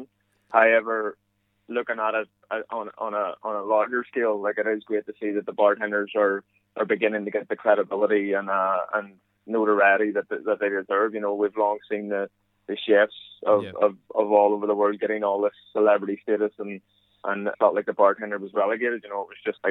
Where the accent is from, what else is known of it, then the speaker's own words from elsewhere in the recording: Ireland; accent: Irish; moved away as an adult; now in United States; as you can tell through my accent, it hasn't changed much